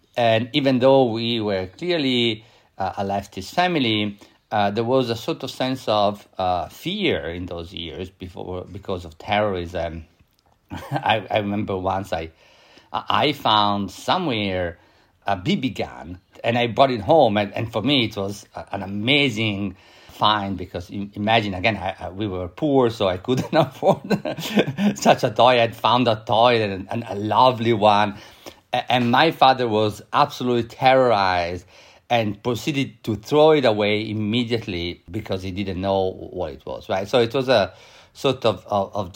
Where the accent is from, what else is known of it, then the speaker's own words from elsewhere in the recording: Italy; now in United States; I grew up in Italy. I was a child in the 1970s